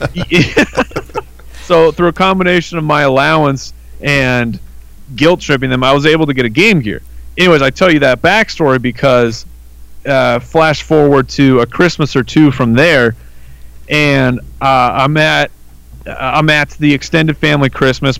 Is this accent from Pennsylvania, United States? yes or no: no; Arizona, United States; also born or lived in California; I've been in Arizona uh, essentially my entire life except for about a year or two I lived in California, but born and raised here